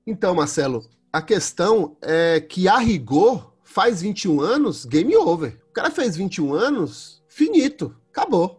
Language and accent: Portuguese; Brumado, Bahia, Brazil; sou do interior da Bahia, sou de Brumado, interior da Bahia